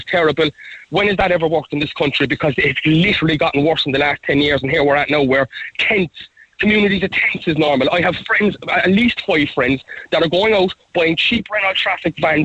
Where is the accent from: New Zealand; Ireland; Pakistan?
Ireland; as an Irish citizen